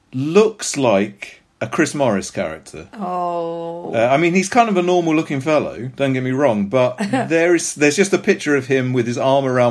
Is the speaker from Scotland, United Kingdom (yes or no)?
yes; Scotland, United Kingdom; accent: Scottish; my Scottish accent may not have done it justice